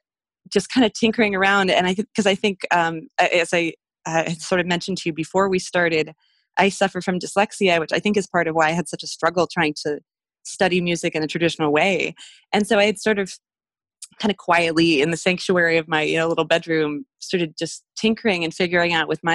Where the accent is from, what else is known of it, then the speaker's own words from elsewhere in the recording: Montana, United States; also born or lived in Mexico; But I'm one of seven kids. I grew up in Montana. I lived in Mexico until I was six because that's where my dad went to school.